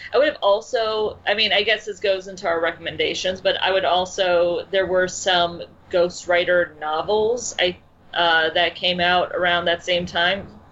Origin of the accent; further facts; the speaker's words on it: Chicago, Illinois, United States; also born or lived in the Midwest; I'm from Chicago. I'm also. I should point out that I live in Chicago now